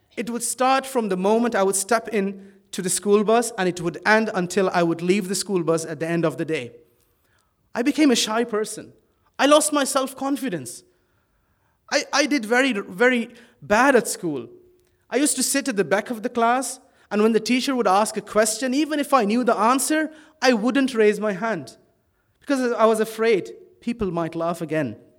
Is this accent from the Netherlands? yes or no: yes; Netherlands; moved away as an adult; now in Ireland; I was brought up in Holland from the age of two. My parents were Pakistani immigrants